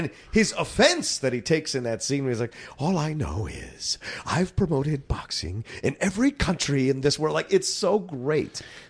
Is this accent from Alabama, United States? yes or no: no; Philadelphia, Pennsylvania, United States; I was born in Philly